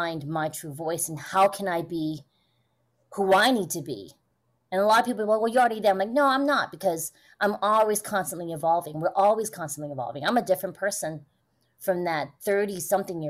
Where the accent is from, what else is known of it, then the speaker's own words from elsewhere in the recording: United States; growing up in the States